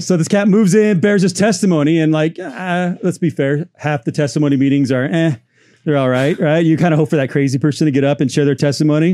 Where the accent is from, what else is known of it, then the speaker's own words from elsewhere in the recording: Orange County, Southern California, United States; I grew up here in Southern California, Orange County